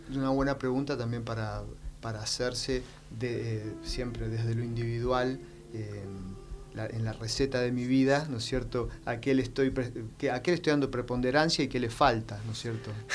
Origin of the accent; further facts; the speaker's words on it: Argentina; como ciudadano, digamos, ahora como argentino